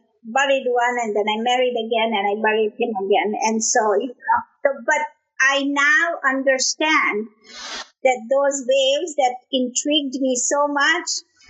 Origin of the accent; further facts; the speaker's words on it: Kenya; moved away as an adult; also born or lived in Tanzania; I'm from Kenya